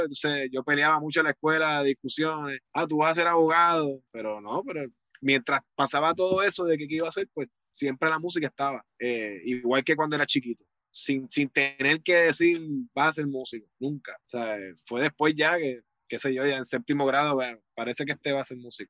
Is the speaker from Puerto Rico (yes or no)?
yes; Guaynabo, Puerto Rico; el estudio donde estoy es, es donde yo me crié, en la casa de mis abuelos, la parte de abajo